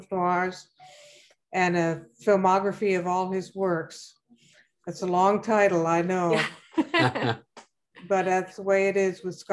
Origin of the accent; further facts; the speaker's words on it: Orinda, California, United States; also born or lived in Berkeley, United States / Colombo, Sri Lanka / New Delhi, India; I was born in Berkeley, California, and raised in Orinda, California, Colombo, Ceylon, and New Delhi, India.